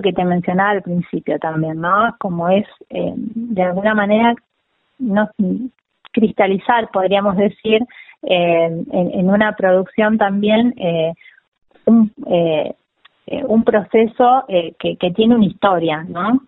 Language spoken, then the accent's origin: Spanish; América, Buenos Aires Province, Argentina; now in La Plata, Argentina; Yo soy de América, Rivadavia. Es una localidad de la provincia de Buenos Aires que limita con, La Pampa